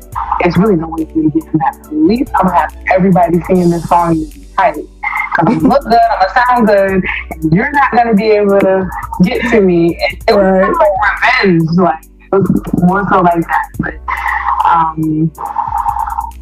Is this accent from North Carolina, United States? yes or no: yes; North Carolina, United States; now in New York, United States; I am originally from North Carolina. I live in New York.